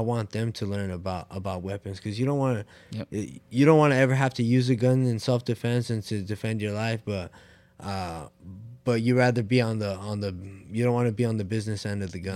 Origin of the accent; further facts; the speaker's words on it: Oxnard, California, United States; I'm from Oxnard, California